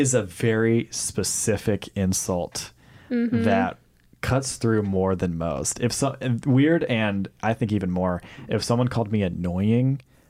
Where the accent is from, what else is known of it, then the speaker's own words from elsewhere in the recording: Mississippi, United States; moved away; my hometown in Mississippi